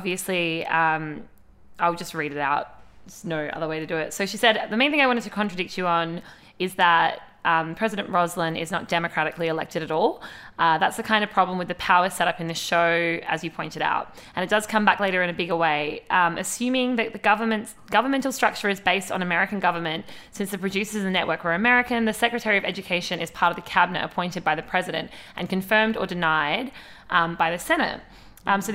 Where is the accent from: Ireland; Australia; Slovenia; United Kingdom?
Australia; we're from Australia